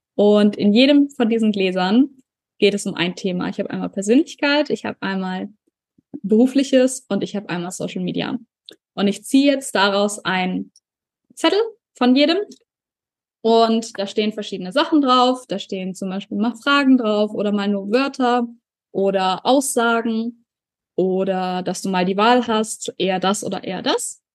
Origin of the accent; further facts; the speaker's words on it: Germany; also born or lived in New Zealand; hier bei uns in Deutschland